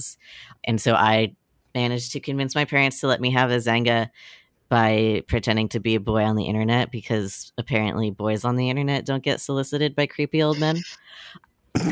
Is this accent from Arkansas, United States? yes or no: no; Florida, United States; moved away; there was like a large community of homeschoolers where I grew up in Florida